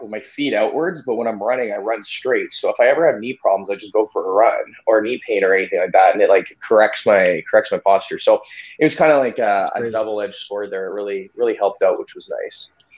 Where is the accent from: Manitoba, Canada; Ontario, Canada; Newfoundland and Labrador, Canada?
Manitoba, Canada; Winnipeg; I'm from Winnipeg, uh, Manitoba, Canada.